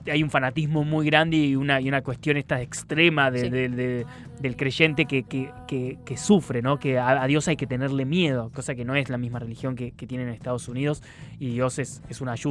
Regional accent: Mina Clavero, Córdoba, Argentina; Yo vengo de Mina Clavero.

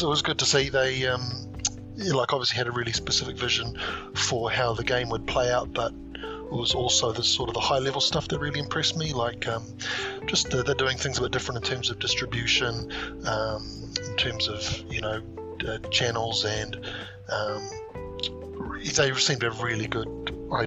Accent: Auckland, New Zealand; I'm a budding Flesh and Blood player from Auckland, New Zealand

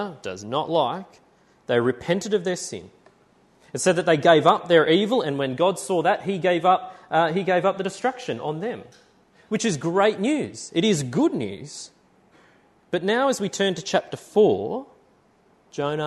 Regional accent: Tamworth, New South Wales, Australia; moved away; I was from Tamworth

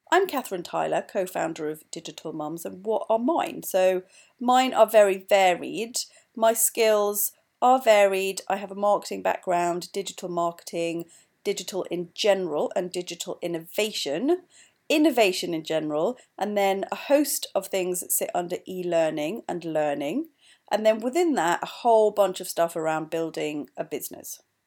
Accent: Wales, United Kingdom; moved away as an adult; also born or lived in East London; now in London, United Kingdom; I'm also Welsh.

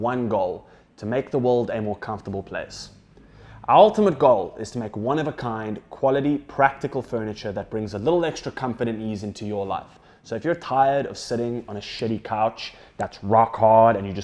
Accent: South Africa; being a South African

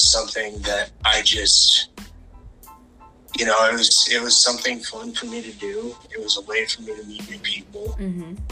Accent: Seattle, Washington, United States; also born or lived in Las Vegas / Reno; originally I'm from Seattle.

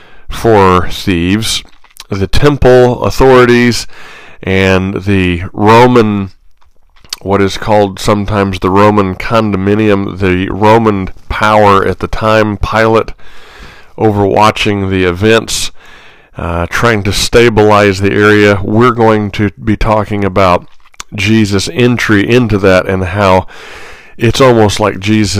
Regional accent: Midwest, United States; this is not too far from where I grew up in the Midwest. It's not too far from St. Louis. It's not too far from Memphis.

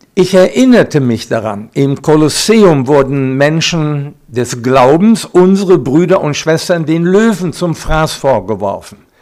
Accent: Recklinghausen, North Rhine-Westphalia, Germany; now in Siegerland, Germany; Geboren bin ich in Recklinghausen, Eva in Hagen, im Sauerland. Jetzt leben wir im Siegerland

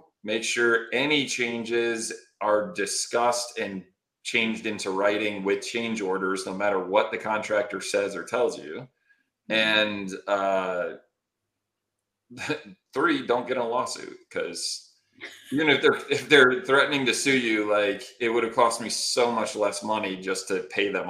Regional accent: Connecticut, United States; now in Phoenix, United States; I'm originally from Connecticut

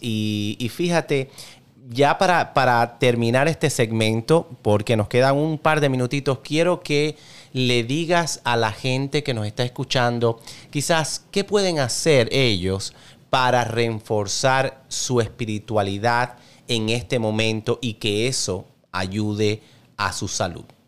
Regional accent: Cuba; como tú soy cubano

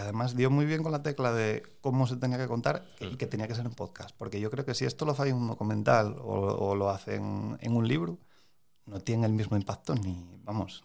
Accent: Moreda, Asturias, Spain; Yo soy de Moreda.

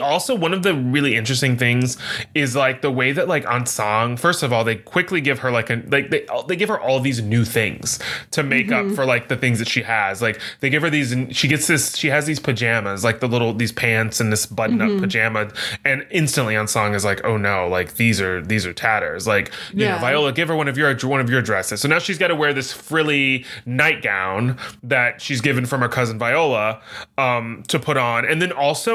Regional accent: the South, United States; also born or lived in Dallas, Texas / Louisiana; I grew up in Texas and Louisiana.

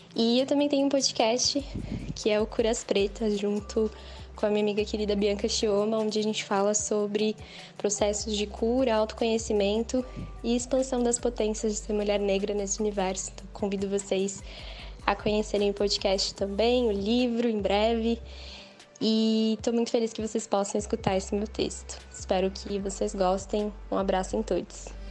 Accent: São Paulo, Brazil; sou também uma filha da Zona Leste, nascida e crescida na Zona Leste de São Paulo

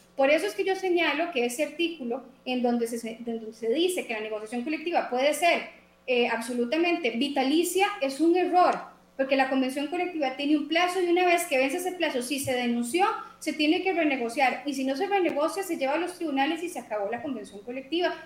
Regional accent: Costa Rica; yo como costarricense

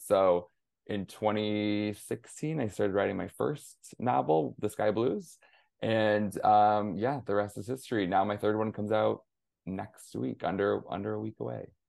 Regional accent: near Flint, Michigan, United States; I'm originally from Michigan, grew up in small town, rural, Rust Belt sort of town, um, just outside of Flint, Michigan

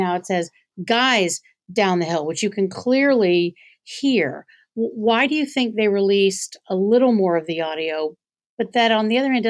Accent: the South, United States; to me as a Southerner, the only Southerner in the room

